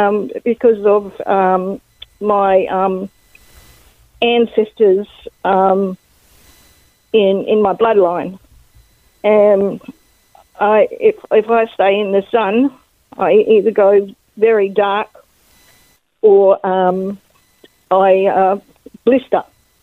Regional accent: the Kimberley, Western Australia, Australia; moved away as an adult; also born or lived in Spanish ancestry; now in northern Western Australia, Australia; I've got Spanish background in my family, and I grew up in the Kimberleys, where I didn't see skin colour because I actually had an Indigenous nanny. And I was born in the late 50s

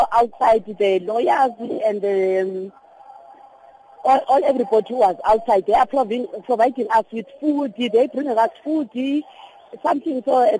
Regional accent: East London, Eastern Cape, South Africa; moved away as an adult; now in Johannesburg, South Africa; Originally, I came from East London. I came here to Joburg just to work.

